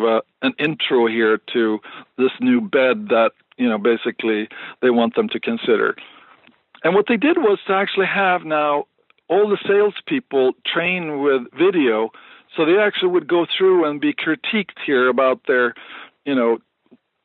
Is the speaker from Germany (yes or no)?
no; Sweden; moved away as an adult; now in United States; I was brought up in Sweden